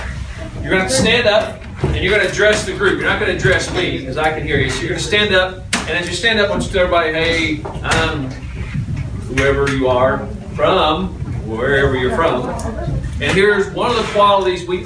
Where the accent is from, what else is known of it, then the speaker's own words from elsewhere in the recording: Louisiana, United States; moved away; for the better part of my life, I was educated, if you can call it that, in Louisiana